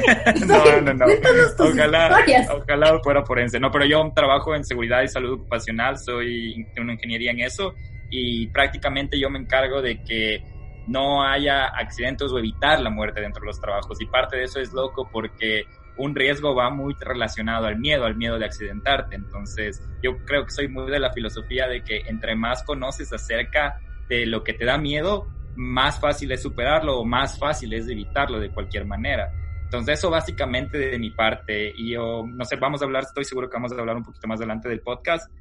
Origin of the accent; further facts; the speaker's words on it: Quito, Pichincha, Ecuador; moved away as an adult; now in United States; Nosotros, ¿dónde nacemos? ¿De dónde salimos? Bueno, somos quiteños.